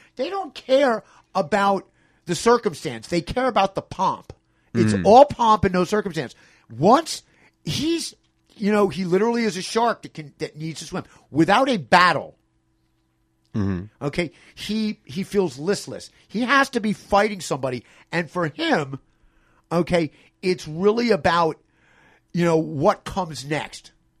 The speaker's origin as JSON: {"language": "English", "town": "Philadelphia", "region": "Pennsylvania", "country": "United States", "said": "I'm from Philadelphia. You know, it's a whole band of crazy nuts comes from."}